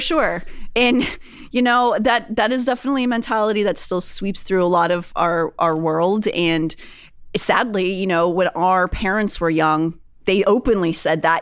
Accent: Pennsylvania, United States; I'm from Pennsylvania

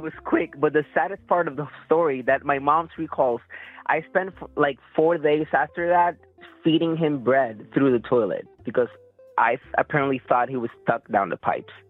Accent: Puerto Rico; I'm here. I'm born and raised here.

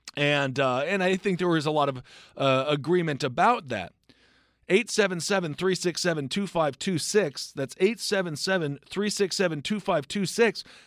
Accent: Wisconsin, United States; I'm from Wisconsin

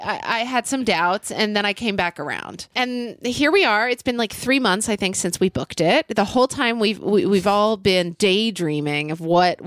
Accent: Oklahoma City, Oklahoma, United States; moved away; In Oklahoma City, Oklahoma, my hometown

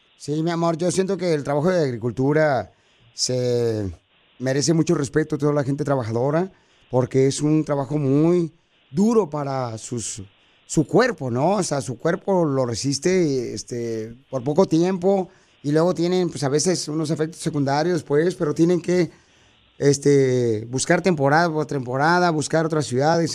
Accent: Jalisco, Mexico; somos de Jalisco

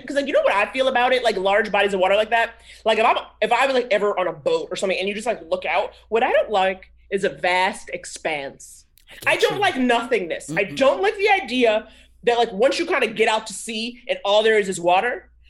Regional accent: Harlem, New York, United States; born or raised there

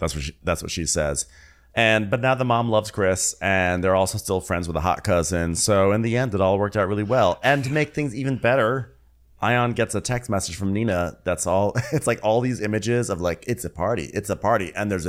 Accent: England, United Kingdom; Listen, I'm English. This is not winter.

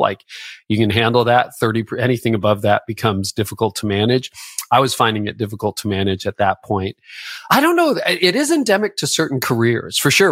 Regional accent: Canada; I'm Canadian.

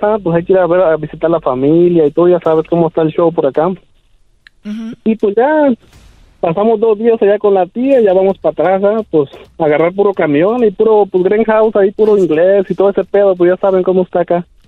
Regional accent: Michoacán, Mexico; moved away as an adult; also born or lived in Oregon, United States; now in United States; Nací en Oregon, pero ya me crié en Michoacán

